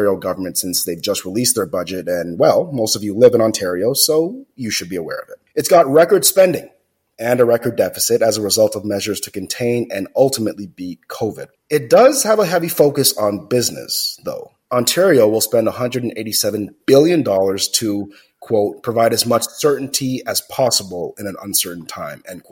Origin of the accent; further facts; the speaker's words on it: Jamaica; moved away; I grew up in Jamaica, and in my most formidable years as a kid, I didn't have any hot water.